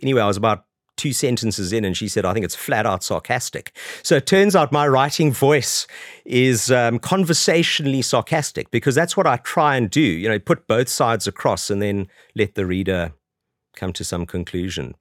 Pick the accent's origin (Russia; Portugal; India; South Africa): South Africa; moved away as an adult; now in London, United Kingdom; I grew up in South Africa, as you can probably tell from my accent, although I've been over here twenty-two years.